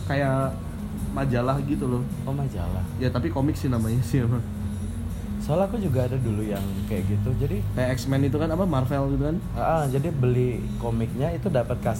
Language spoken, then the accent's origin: Indonesian; Padang, West Sumatra, Indonesia; jadi ya masa kecilku itu dihabiskan di Padang ya